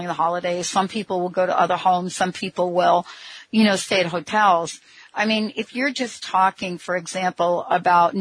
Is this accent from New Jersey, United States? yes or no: yes; New Jersey, United States; I grew up in New Jersey